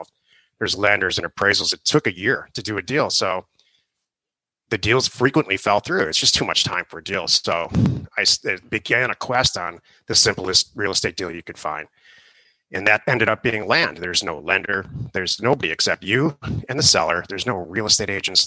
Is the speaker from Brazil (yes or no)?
no; Detroit, Michigan, United States; also born or lived in California; now in Arizona, United States; I grew up in Detroit, actually, and right out of college, Michigan State